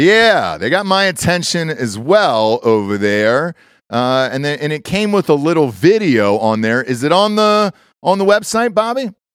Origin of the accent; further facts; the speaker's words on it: Atlanta, Georgia, United States; my hometown, Atlanta